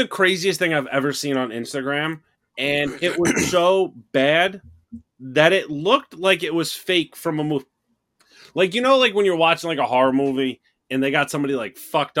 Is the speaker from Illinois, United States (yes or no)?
no; New York, United States; Maybe because I'm from New York.